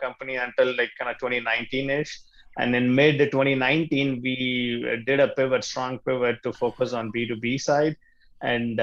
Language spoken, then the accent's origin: English; Chennai, Tamil Nadu, India; first language Tamil; English is a second language; moved away as an adult; now in Chicago, United States; I was born and brought up in India in the southern city called Chennai